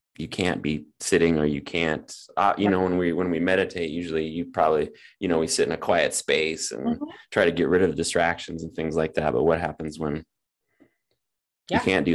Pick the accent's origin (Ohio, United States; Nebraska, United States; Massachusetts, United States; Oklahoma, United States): Nebraska, United States; I grew up on a farm in Nebraska.